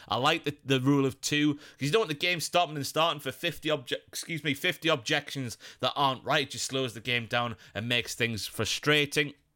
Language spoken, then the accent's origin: English; Ashington, North East England, United Kingdom; I was born in Ashington